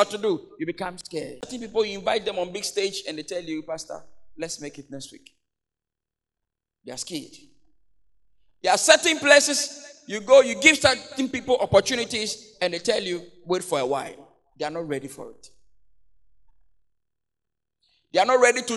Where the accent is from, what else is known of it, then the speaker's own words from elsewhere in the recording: Accra, Greater Accra, Ghana; I come from the Ghana, Mamprobi, you know, Choko Dose, that's where I come from